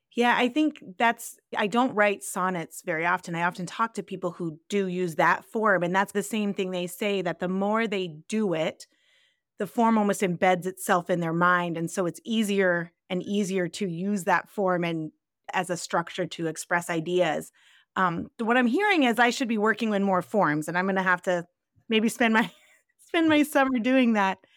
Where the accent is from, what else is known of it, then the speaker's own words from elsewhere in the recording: Central California, United States; now in Iowa, United States; I grew up in Central California where there's not a lot of leaf changing that happens. And I live in Iowa now